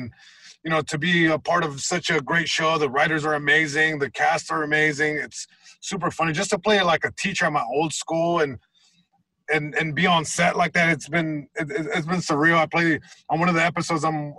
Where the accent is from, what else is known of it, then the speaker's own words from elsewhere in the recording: Long Beach, California, United States; just growing up in Long Beach, you know. You know, there's hoods everywhere, and I grew up in a very specific hood, you know, east side Long Beach